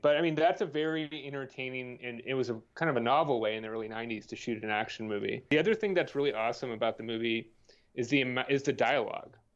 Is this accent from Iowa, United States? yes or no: no; Bay Area, California, United States; moved away; growing up in the Bay Area